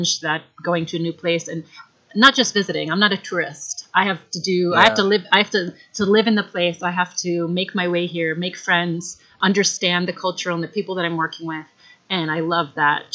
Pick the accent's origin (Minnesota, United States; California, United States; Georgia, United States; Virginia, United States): Minnesota, United States; moved away as an adult; I'm originally from Minnesota, the great state of Minnesota, and I grew up, went to school there through high school.